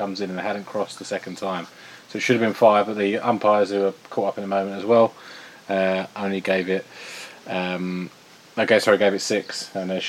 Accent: England, United Kingdom; as an Englishman

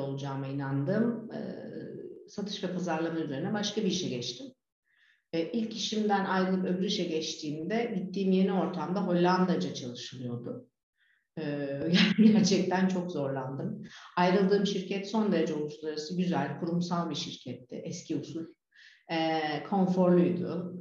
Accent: Turkey; moved away as an adult; also born or lived in Netherlands; now in Fethiye, Turkey; kendi memleketime gidip gelebileceğim

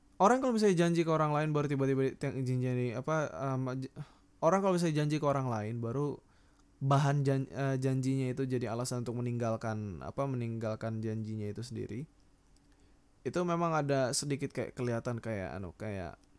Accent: Sangatta, East Kalimantan, Indonesia; moved away; aku datang dari Kalimantan Sangatta

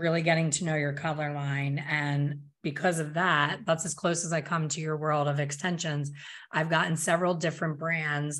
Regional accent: Pennsylvania, United States; moved away; I'm from Pennsylvania, I don't live there now

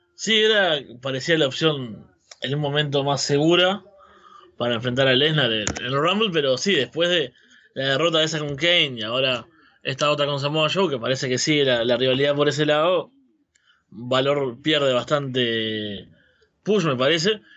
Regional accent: Uruguay; Soy uruguayo, en Uruguay la nostalgia es como algo que tenemos arraigado completamente

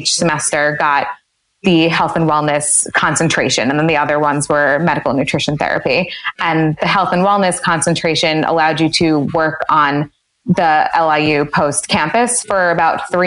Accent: Westchester, New York, United States; also born or lived in Maryland; I grew up in Westchester, New York

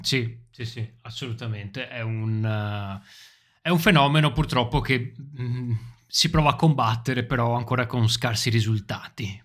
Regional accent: Italy; Quando siamo all'estero incontriamo altri italiani, ci sentiamo subito italiani

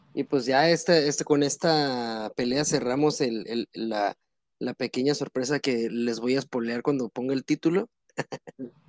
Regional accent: Mexico

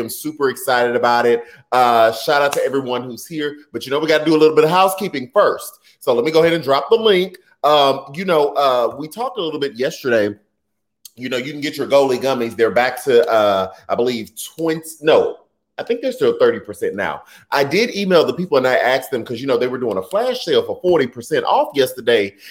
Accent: Houston, Texas, United States; my hometown, Houston, Texas

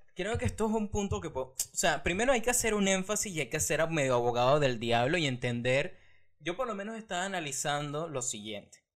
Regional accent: Venezuela; moved away; yo me fui hace cuatro años de Venezuela

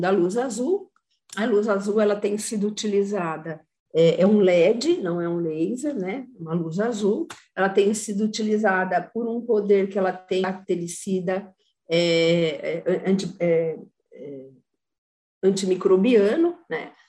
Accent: São Carlos, São Paulo, Brazil; Eu sou de São Carlos, para quem não sabe, eu moro em São Carlos.

